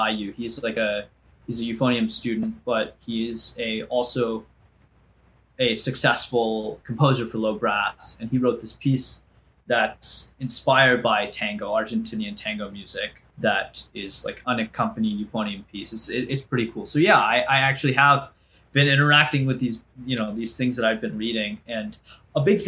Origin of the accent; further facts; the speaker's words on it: United States; as an Indian American